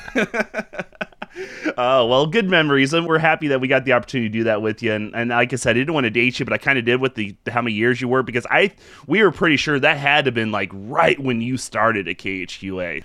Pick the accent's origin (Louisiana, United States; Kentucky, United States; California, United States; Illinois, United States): Illinois, United States; Payson; I'm from Payson